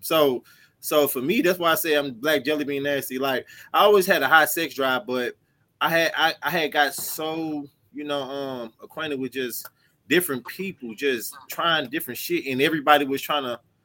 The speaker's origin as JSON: {"language": "English", "town": "St. Louis", "region": "Missouri", "country": "United States", "said": "I'm from St. Louis"}